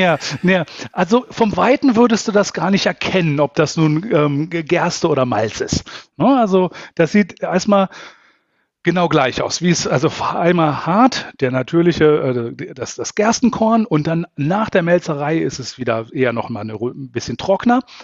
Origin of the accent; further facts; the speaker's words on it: Salzgitter, Lower Saxony, Germany; moved away as an adult; also born or lived in Braunschweig / Berlin / Baden-Württemberg; ich bin äh, aus Norddeutschland, ich bin äh, Niedersachse, äh, bin in Salzgitter ähm, geboren und aufgewachsen